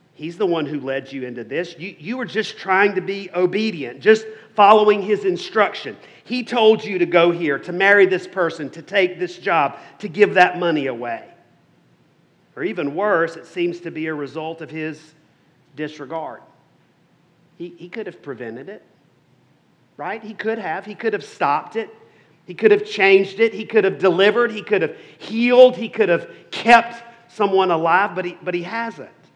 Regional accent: South Carolina, United States; accent: Southern; I grew up in South Carolina, or South Carolina as we say.

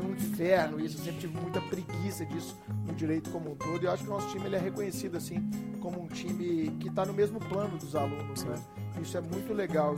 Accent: Belo Horizonte, Minas Gerais, Brazil; sou de BH

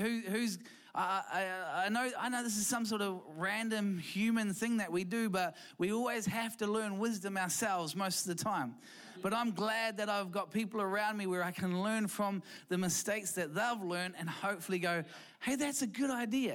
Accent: New Zealand; also born or lived in London; we came from Equippers Church in London. And we came back to New Zealand

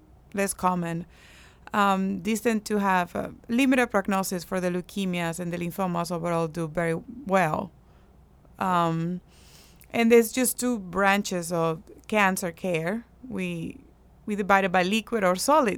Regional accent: Andes, Venezuela; moved away as an adult; also born or lived in Seattle; now in United States; I'm from the Andes, which is the highest part of Venezuela

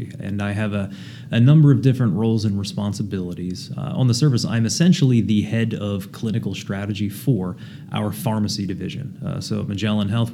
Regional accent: Cherry Hill, New Jersey, United States; also born or lived in Rhode Island; now in New England, United States; I actually grew up in southern New Jersey, about 5 minutes outside of Philly, but on the Jersey side.

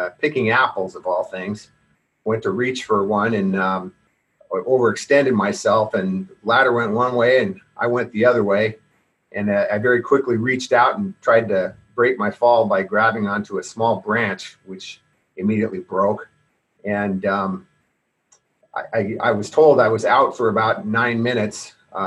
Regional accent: Seattle, Washington, United States; also born or lived in Bainbridge Island, Washington; I grew up in primarily in the Seattle area

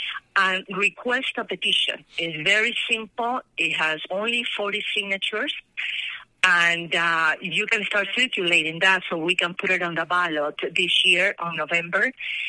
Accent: Peru; moved away as an adult; now in Colorado, United States; I was born in Peru when the country was in the hands of a military dictator. And I experienced a country during my teenager years that it was very indebted, unstable, violent.

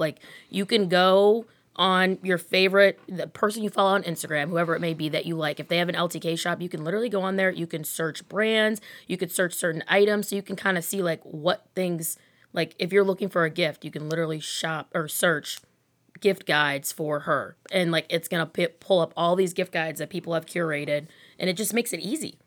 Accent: Rocky River, Ohio, United States; also born or lived in Lakewood, Ohio; I am born and raised in Rocky River.

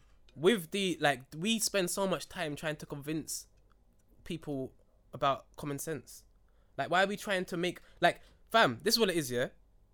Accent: London, United Kingdom; I'm from Ferry Lane.

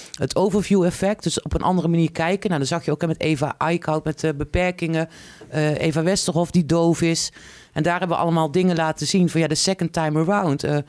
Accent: Tilburg, North Brabant, Netherlands; also born or lived in Vlissingen / Den Helder; now in Arnhem, Netherlands; ik kom oorspronkelijk uit Tilburg

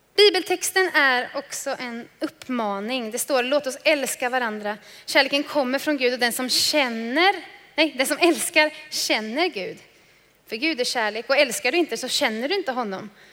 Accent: Trollhättan, Västra Götaland, Sweden; Jag kommer från Trollhättan

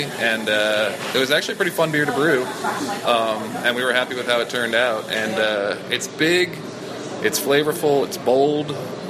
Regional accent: California, United States; now in Georgia, United States; Well, I'm from California

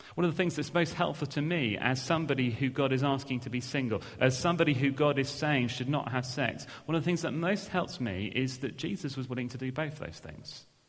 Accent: England, United Kingdom; we're English

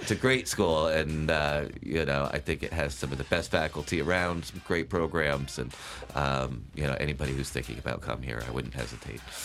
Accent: Bethel, Connecticut, United States; I grew up in Bethel

